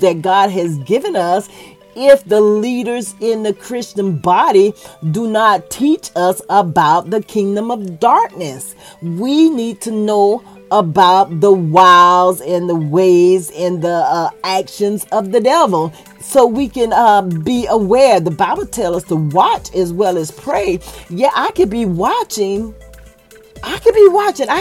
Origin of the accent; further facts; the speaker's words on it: Florida, United States; I'm very country. I was born and raised in Florida